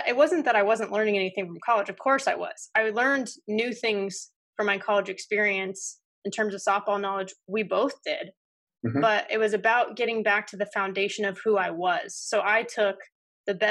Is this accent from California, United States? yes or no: yes; Southern California, United States; Growing up in Southern California